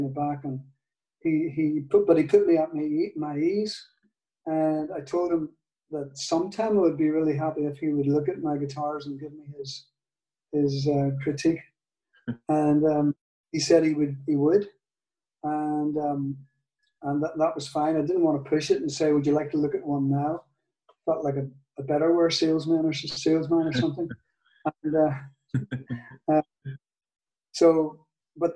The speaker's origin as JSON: {"language": "English", "region": "Northern Ireland", "country": "United Kingdom", "accent": "Northern Ireland", "said": "in my Northern Ireland accent"}